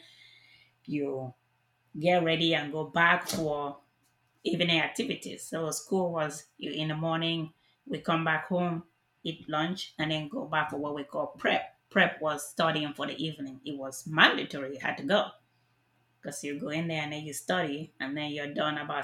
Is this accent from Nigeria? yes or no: yes; Nigeria; moved away as an adult; now in Texas, United States; my childhood in Nigeria